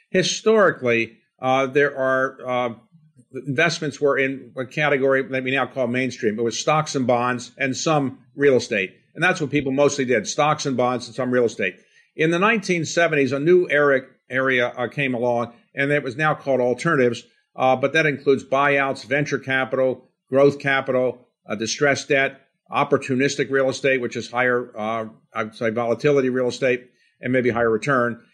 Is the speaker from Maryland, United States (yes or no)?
yes; Baltimore, Maryland, United States; grew up in a blue-collar setting in Baltimore